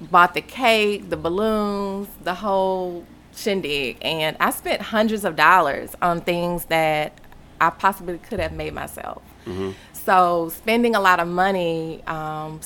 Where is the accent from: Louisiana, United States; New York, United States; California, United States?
Louisiana, United States; Baton Rouge; moved away as an adult; also born or lived in Japan; I'm originally from Baton Rouge, Louisiana